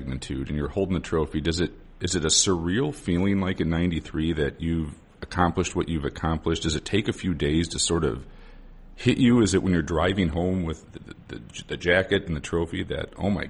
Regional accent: United States; as an American

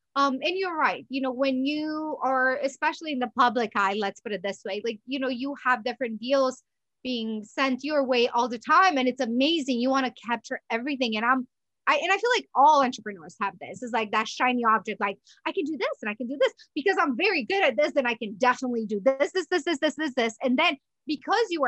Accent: Romania; now in United States; I was born in Romania, moved to US. It's been approximately 18 years

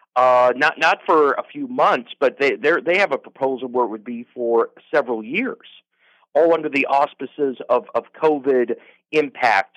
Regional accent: Nebraska, United States; now in Alaska, United States; I grew up in Nebraska.

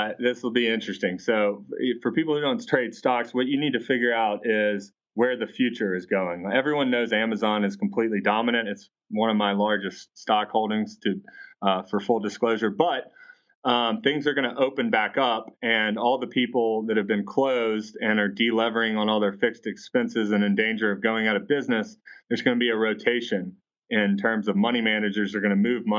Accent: Atlanta, Georgia, United States; I'm from Atlanta

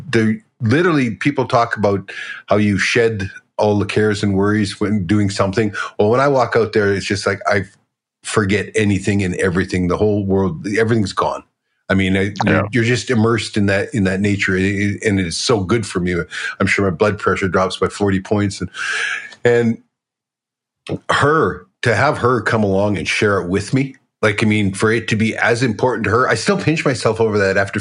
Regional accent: Alberta, Canada; I'm from Alberta

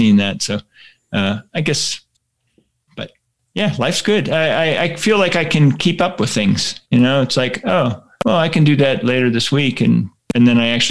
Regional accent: Pittsburgh, Pennsylvania, United States; moved away; I grew up in Pittsburgh, Pennsylvania

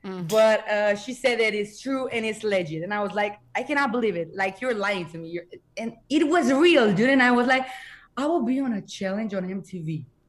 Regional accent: Bucharest, Romania; I'm 22 years old. I'm from Romania, Bucharest, and I'm a singer.

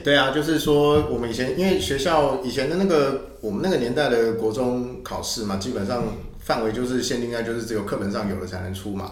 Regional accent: Taiwan; 小时候在台湾这样子的社会嘛

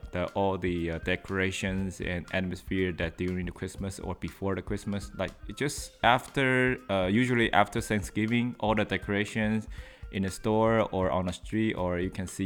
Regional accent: New York, United States; because I came from New York

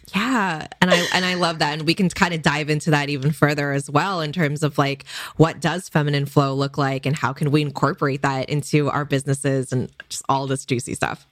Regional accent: Bay Area, California, United States; my parents did immigrate from Hong Kong for college and so I was born in the Bay Area in California

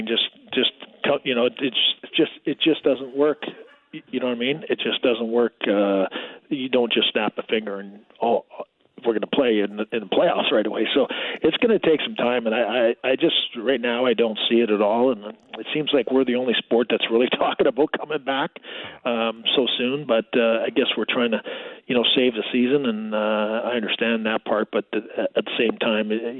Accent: Toronto, Ontario, Canada; Toronto, and you know, being my hometown

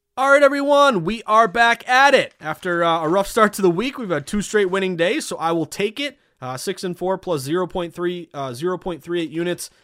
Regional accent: New England, United States; I'm not a Midwesterner. I'm a New Englander

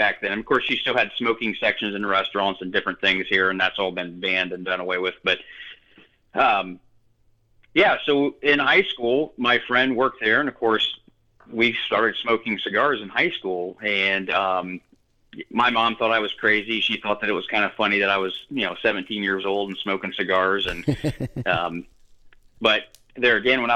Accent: Northwest Ohio, United States; I've grown up in Northwest Ohio my entire life.

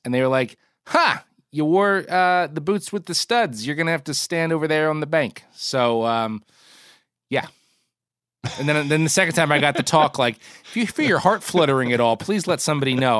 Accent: Northeast, United States; as a kid in the Northeast

